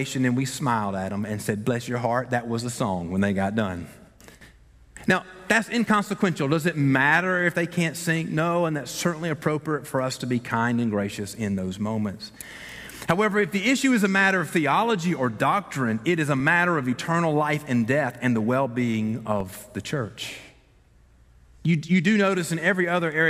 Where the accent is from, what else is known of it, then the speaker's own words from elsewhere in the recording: the South, United States; We are from the South, after all, and we've been taught from birth that we're not to say anything ugly to anybody